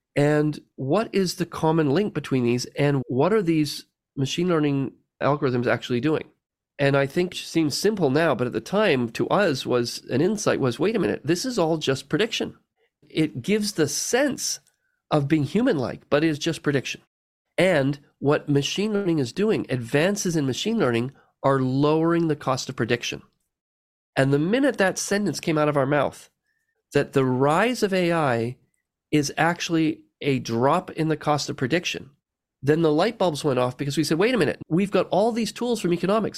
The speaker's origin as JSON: {"language": "English", "country": "Canada", "tie": "born or raised there", "said": "I was born in Canada"}